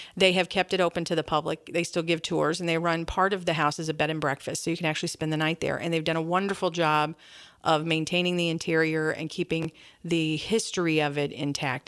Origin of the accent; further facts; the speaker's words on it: St. Louis, Missouri, United States; moved away as an adult; now in Hannibal, United States; from Saint Louis, you know, growing up there my whole life